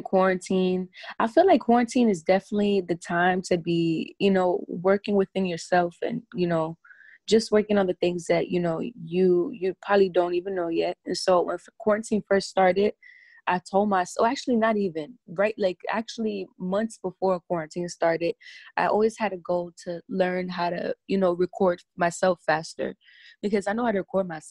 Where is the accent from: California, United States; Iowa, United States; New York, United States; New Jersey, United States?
New York, United States; New York City; I'm Dominican, and, you know, I grew up in the Bronx